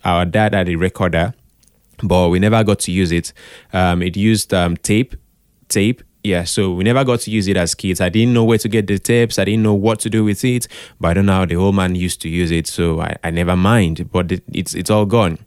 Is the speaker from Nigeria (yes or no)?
yes; Calabar, Cross River, Nigeria; I grew up in Calabar.